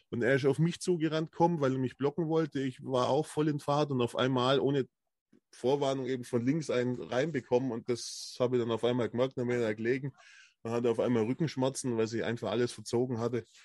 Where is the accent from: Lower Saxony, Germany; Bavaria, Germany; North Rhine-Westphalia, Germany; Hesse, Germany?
Bavaria, Germany; Ich komme ja aus Ulm, also aus der Nähe von Ulm, muss man sagen. Landkreis Neu-Ulm.